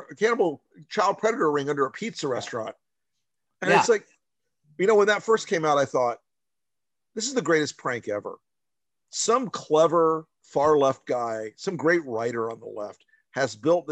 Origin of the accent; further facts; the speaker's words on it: the South, United States; I'm a Southerner